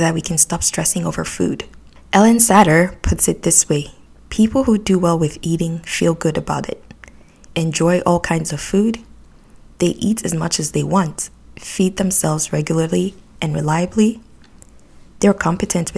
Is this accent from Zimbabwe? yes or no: no; Nigeria; moved away as an adult; now in Canada; when I was growing up in Nigeria